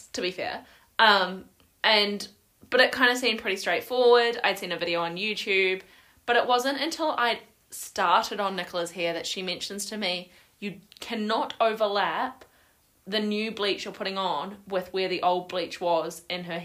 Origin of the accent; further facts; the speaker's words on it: New Zealand; moved away as an adult; now in Edinburgh, United Kingdom; I'm from New Zealand. Not Australia